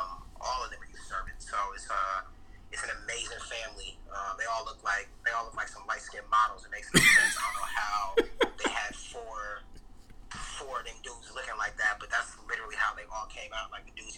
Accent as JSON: {"language": "English", "town": "New York City", "region": "New York", "country": "United States", "tie": "born or raised there", "also_born_or_lived": "Palo Alto, California / Portland", "moved": "as an adult", "lives_now": "Los Angeles, United States", "said": "Grew up in Harlem, grew up in the Bronx, so all uptown. Then I moved to Cali when I was 18. Went to Stanford for undergrad."}